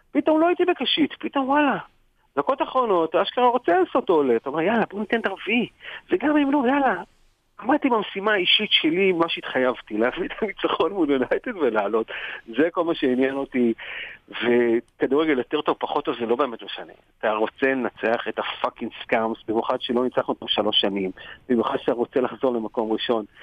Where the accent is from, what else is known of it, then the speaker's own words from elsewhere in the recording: Israel; אז באמת לי מפרט, אני אומר, מישראל, וזה פה ושם.